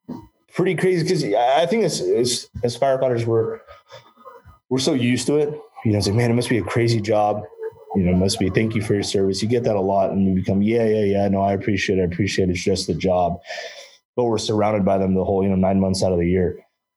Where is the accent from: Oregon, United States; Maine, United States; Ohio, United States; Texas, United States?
Oregon, United States; Just here in my hometown, you know, I reside here in Southern Oregon.